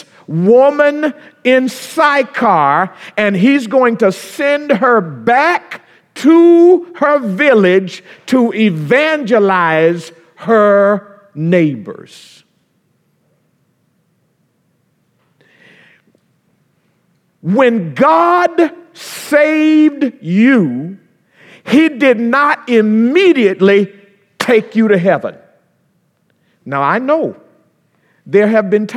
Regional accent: Florida, United States; moved away; down home where I'm from in Florida

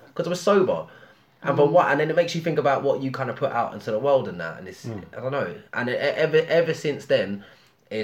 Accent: London, United Kingdom; I grew up in Haringey

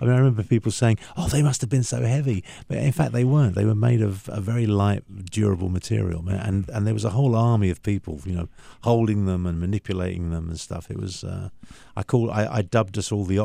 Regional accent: London, United Kingdom; moved away; I grew up born and raised, you know, born, bred and buttered in London, in the UK, and that was home for many, many years.

